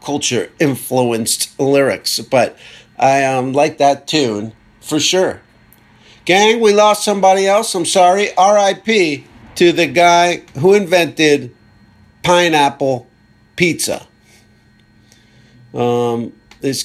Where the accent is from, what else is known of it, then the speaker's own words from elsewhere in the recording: East Coast, United States; now in Los Angeles, United States; I'm from the East Coast